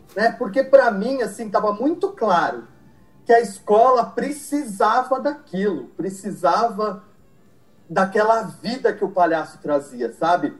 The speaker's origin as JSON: {"language": "Portuguese", "town": "Mauá", "region": "São Paulo", "country": "Brazil", "tie": "born or raised there", "also_born_or_lived": "Santo André / São Bernardo do Campo / São Caetano do Sul", "said": "Eu nasci em Santo André, cresci em Mauá"}